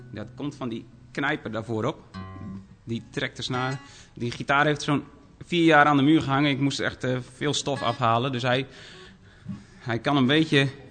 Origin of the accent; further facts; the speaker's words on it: Dokkum, Friesland, Netherlands; ik kom uit Dokkum, Friesland.